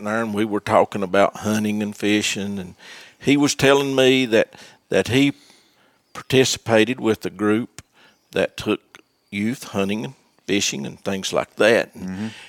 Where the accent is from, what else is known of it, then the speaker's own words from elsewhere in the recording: Unicoi County, East Tennessee, United States; also born or lived in Washington County, Tennessee; I grew right up here in East Tennessee and most of the time over in Unicoi County